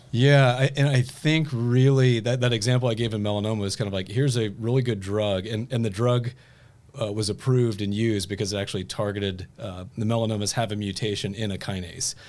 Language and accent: English; Fairfield, Ohio, United States; now in Indianapolis, United States; I grew up in Fairfield, Ohio